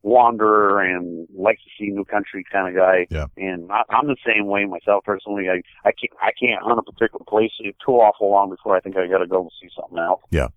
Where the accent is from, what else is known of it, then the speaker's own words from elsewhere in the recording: Vermont, United States; I am in central Vermont